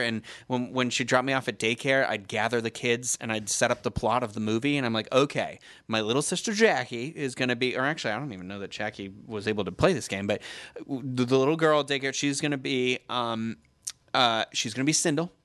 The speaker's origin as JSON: {"language": "English", "town": "Carver", "region": "Massachusetts", "country": "United States", "tie": "born or raised there", "said": "my hometown of Carver, Massachusetts"}